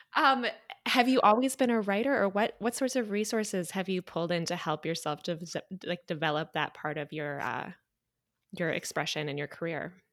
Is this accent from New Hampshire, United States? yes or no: no; Clarkston, Michigan, United States; I'm from, um, Clarkston.